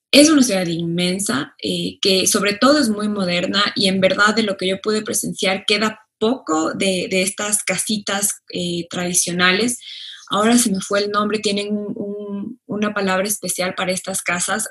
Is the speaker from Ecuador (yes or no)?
yes; Ecuador; todos los que vivimos en Ecuador somos ecuatorianos y ecuatorianas